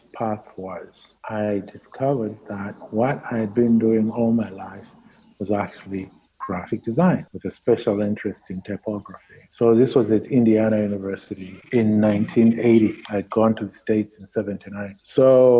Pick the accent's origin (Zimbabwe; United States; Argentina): Zimbabwe; moved away as an adult; I said, Zimbabwe.